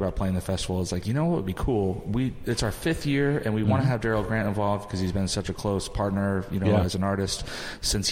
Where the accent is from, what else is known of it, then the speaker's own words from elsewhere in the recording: the Bay Area, California, United States; I grew up in the Bay Area